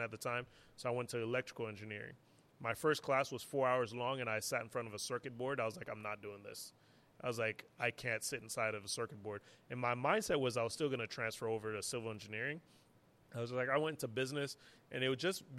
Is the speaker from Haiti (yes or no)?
yes; Haiti; moved away; also born or lived in Montreal, Canada / New York, United States; growing up in Haiti